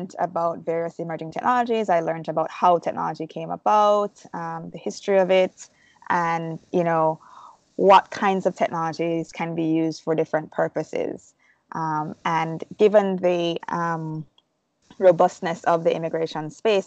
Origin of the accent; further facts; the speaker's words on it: Jamaica; moved away as an adult; now in United States; I'm originally from Jamaica. I was born and raised, and I moved to the States legally to work and go to school.